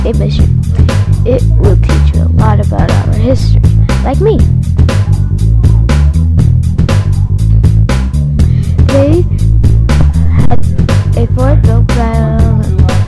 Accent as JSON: {"language": "English", "region": "California", "country": "United States", "said": "I'm from California."}